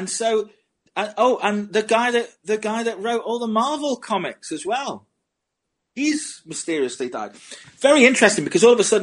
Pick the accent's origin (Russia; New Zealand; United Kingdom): United Kingdom; Scotland; I'm Scottish. You don't have to talk to me about I'm Scottish. I'm not English